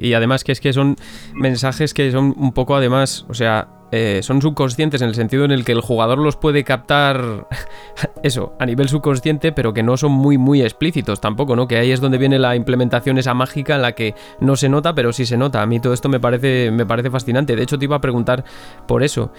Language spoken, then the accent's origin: Spanish; Zamora, Castile and León, Spain; yo soy de Zamora.